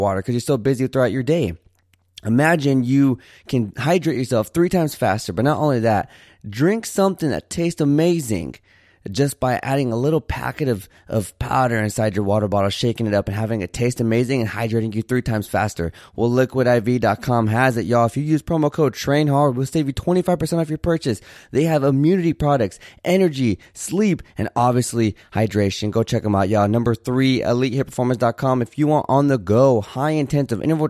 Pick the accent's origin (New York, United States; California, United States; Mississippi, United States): California, United States; Santa Barbara; now in Houston, United States; I currently live in Houston, but I was born in Santa Barbara, California